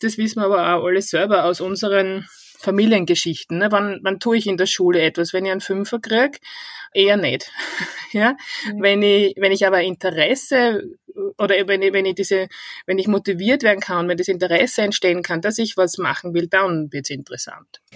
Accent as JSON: {"language": "German", "region": "Styria", "country": "Austria", "accent": "Styrian dialect", "moved": "as an adult", "lives_now": "Vienna, Austria", "said": "An meinem Dialekt hört man, ich komme eigentlich ursprünglich aus der Steiermark"}